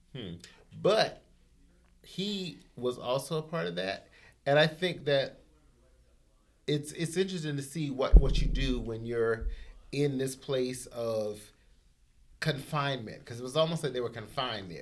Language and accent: English; the South, United States; I grew up in the South